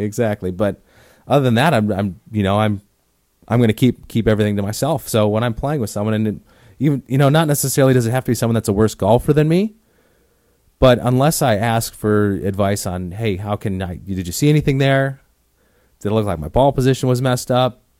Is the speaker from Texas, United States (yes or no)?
no; Oconomowoc, Wisconsin, United States; now in Arizona, United States; growing up in Wisconsin, if I wanted to hit balls in the wintertime, I'd have to drive thirty minutes into Milwaukee from Oconomowoc